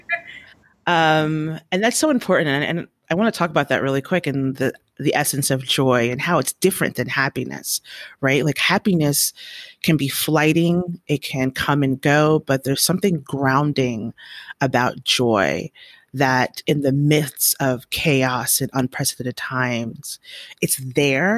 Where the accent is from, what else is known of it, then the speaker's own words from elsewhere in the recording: New York, United States; Being a New Yorker myself